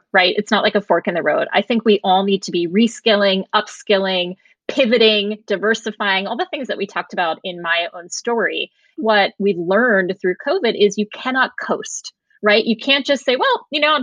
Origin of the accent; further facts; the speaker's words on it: Norwalk, Connecticut, United States; I grew up in Norwalk, Connecticut, you know, the burbs